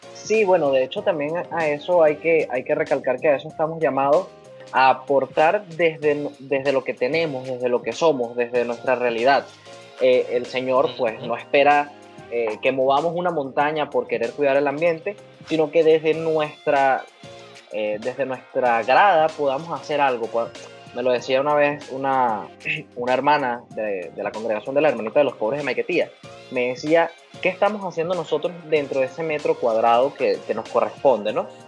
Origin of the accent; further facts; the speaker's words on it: Valles del Tuy, Miranda, Venezuela; yo soy de los Valles del Tuy, en el estado Miranda.